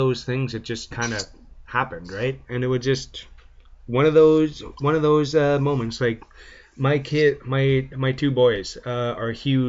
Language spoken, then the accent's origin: English; Welland, Ontario, Canada; I was born in Welland